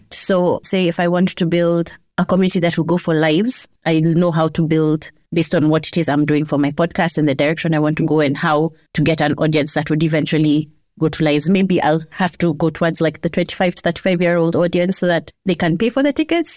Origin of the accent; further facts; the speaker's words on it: Kenya; As a Kenyan